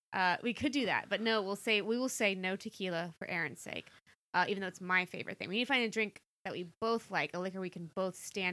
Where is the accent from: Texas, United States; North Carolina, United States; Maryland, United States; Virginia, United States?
Virginia, United States; born there; I was born in Virginia, if that helps.